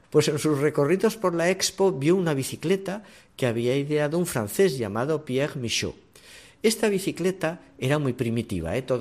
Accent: Huesca, Aragon, Spain; La bicicleta entró en España por Huesca, por mi tierra.

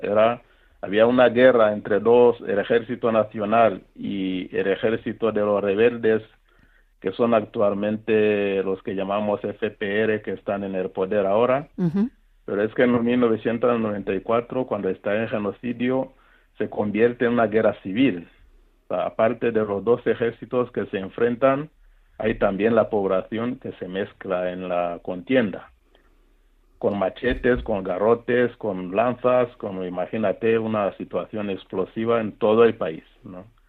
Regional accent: Rwanda; moved away as an adult; also born or lived in Central African Republic; nací en Ruanda, en, el norte de la capital de Kigali, y una infancia normal, en un país tranquilo

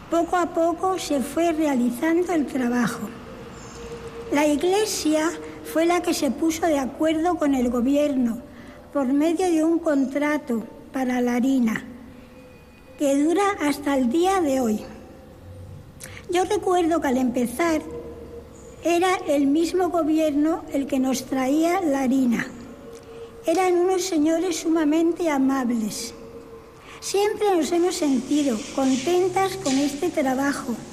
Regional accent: province of Salamanca, Castile and León, Spain; moved away as an adult; also born or lived in Zamora, Spain; now in Cuba; soy española, de la provincia de Salamanca, de un pueblo. … hasta que entré en el Carmelo, porque cuando entré en el Carmelo me cambiaron el nombre por … cuando tenía 22 años.

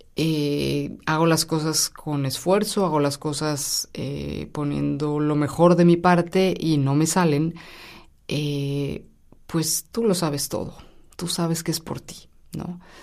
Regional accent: Mexico; now in Rome, Italy; me fui a México, soy mexicana

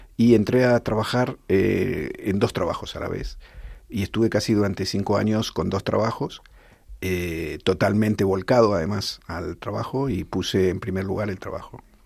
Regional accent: Buenos Aires, Argentina; moved away as an adult; also born or lived in Tel Aviv, Israel; now in Rivas-Vaciamadrid, Spain; somos de Buenos Aires

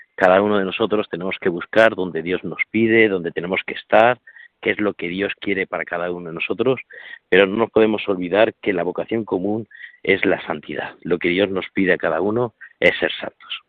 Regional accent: Corral de Almaguer, Castilla-La Mancha, Spain; now in Alcuéscar, Spain; allí en Corral de Almaguer, en mi pueblo

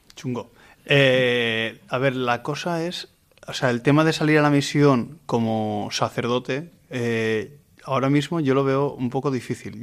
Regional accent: Vilamarxant, Valencian Community, Spain; Yo soy de Vilamarchant, de la parroquia Santa Catalina de Alejandría

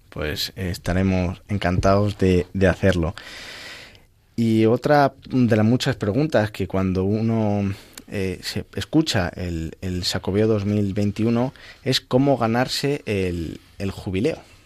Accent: El Arenal, Castile and León, Spain; desde mi pueblo, desde el Arenal, en la provincia de, Ávila

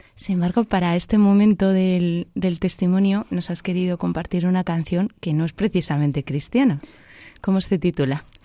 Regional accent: Madrid, Community of Madrid, Spain; soy de Madrid

